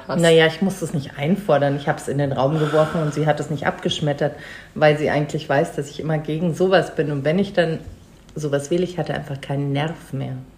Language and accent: German; Munich, Bavaria, Germany; Ich bin in München geboren